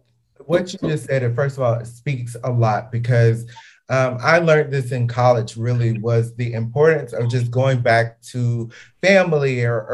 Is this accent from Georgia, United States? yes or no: yes; South Georgia, United States; we're from South Georgia.